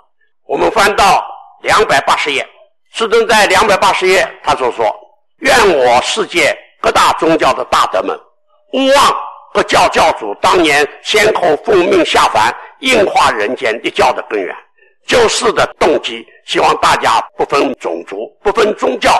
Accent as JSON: {"language": "Chinese", "country": "China", "said": "这种做学问的、这种思想的传承，只有我们中国人才会有，只有中国文化才能够显现出来那种新教的观念。"}